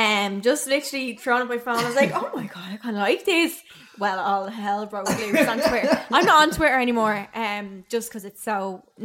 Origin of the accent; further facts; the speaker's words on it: Dublin, Leinster, Ireland; But basically … I'm 22. I'm from Temple Oak in Dublin.